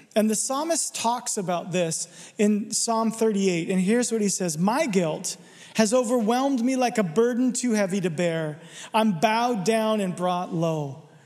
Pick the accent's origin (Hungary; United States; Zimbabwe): United States; Arizona; I'm from Arizona, there's no water there. We don't do water. I didn't learn to swim till I was 12, seriously.